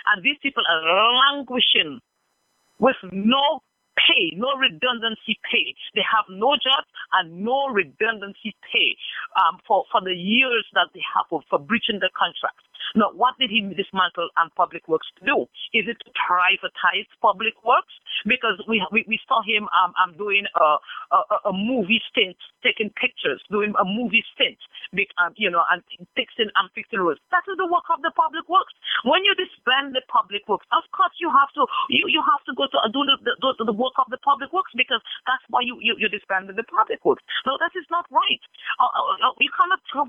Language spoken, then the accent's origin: English; Marigot, Saint Andrew, Dominica; I'm from the community of Concord. I am from Marigot